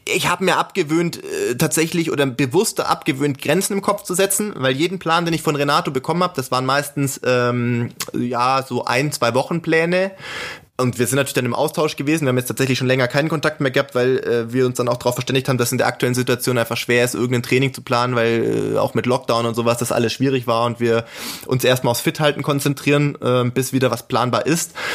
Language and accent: German; Germany; ich als Deutscher bin